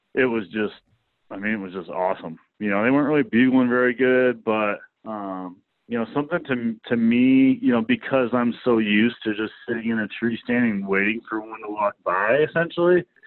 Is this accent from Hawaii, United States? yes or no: no; Kalamazoo, Michigan, United States; I'm from Kalamazoo, Michigan. Uh, you know, grew up in the outdoor industry